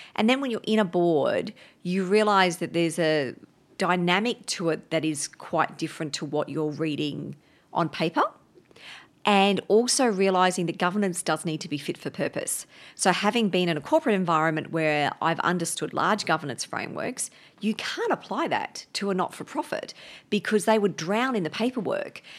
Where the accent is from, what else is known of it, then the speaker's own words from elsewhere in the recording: Brisbane, Queensland, Australia; I grew up up in Brisbane